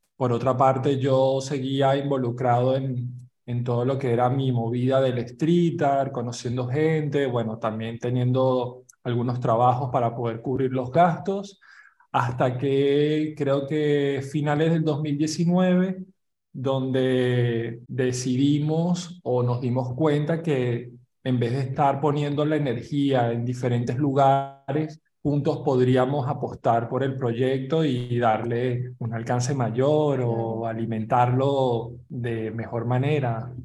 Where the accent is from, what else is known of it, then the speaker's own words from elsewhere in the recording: Venezuela; moved away as an adult; also born or lived in Buenos Aires, Argentina; now in Barcelona, Spain; soy venezolano